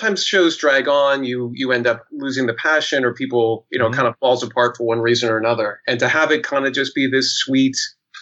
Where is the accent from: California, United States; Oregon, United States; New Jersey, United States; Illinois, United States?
Oregon, United States; Portland; also born or lived in San Diego / Manhattan; now in New York, United States; I'm originally from Portland, Oregon.